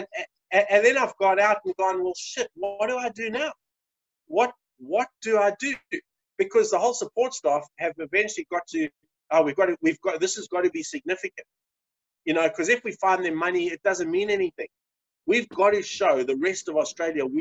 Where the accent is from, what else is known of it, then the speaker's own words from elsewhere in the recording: South Africa; As a South African